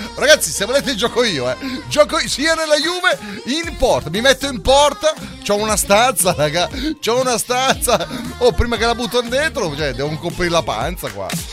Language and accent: Italian; Ticino, Switzerland